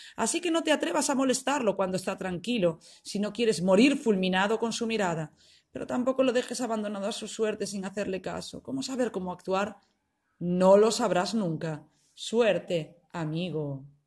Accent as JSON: {"language": "Spanish", "country": "Spain", "moved": "as an adult", "lives_now": "Italy", "said": "soy española. Soy de España, pero vivo en Italia. Vivo en Italia desde hace 13 años"}